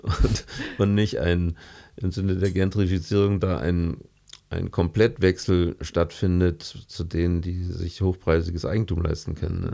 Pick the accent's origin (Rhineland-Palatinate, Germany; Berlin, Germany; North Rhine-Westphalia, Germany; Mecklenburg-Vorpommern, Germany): Berlin, Germany; now in Munich, Germany; ich komme aus Berlin